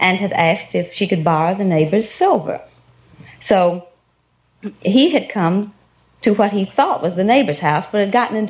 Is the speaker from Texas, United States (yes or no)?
yes; Corsicana, Texas, United States; Corsicana, Texas